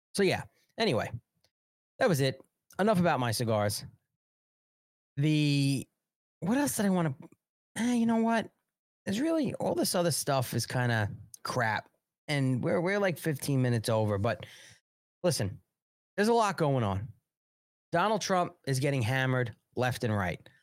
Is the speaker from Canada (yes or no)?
no; United States; I'm an American nationalist.